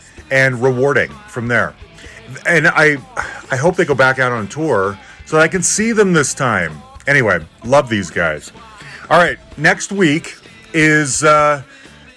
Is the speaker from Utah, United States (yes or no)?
yes; Salt Lake City, Utah, United States; moved away; I'm originally from Salt Lake City.